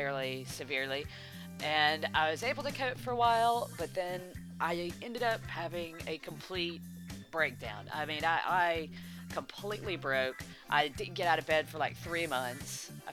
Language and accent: English; United States; moved away as an adult; now in United Kingdom; I'm from America. I live in the UK now, but I'm from America